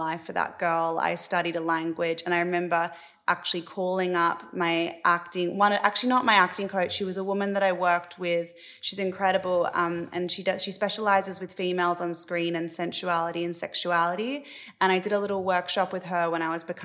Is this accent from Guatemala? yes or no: no; Australia; moved away as an adult; now in Los Angeles, United States; growing up in Australia